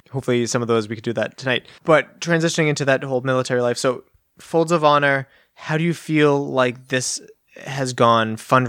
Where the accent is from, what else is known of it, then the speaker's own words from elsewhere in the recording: Massachusetts, United States; I'm like, well, I'm from Massachusetts